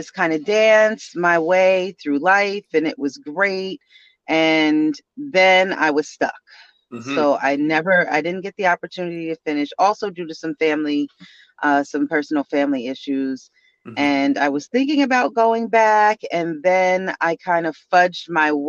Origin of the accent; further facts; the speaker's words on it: Plainfield, New Jersey, United States; moved away as an adult; also born or lived in Brooklyn, New York; now in New Jersey, United States; I grew up in Plainfield, New Jersey.